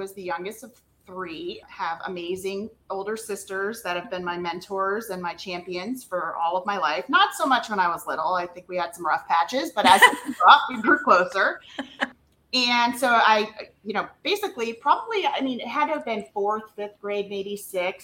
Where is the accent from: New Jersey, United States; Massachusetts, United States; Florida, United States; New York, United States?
Florida, United States; north of Tampa; moved away as an adult; now in Texas, United States; Born and raised in Florida, north of Tampa